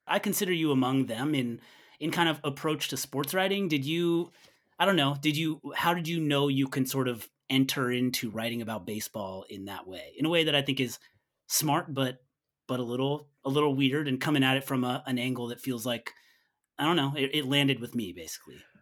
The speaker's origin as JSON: {"language": "English", "region": "Northern California", "country": "United States", "tie": "born or raised there", "said": "I grew up in Northern California"}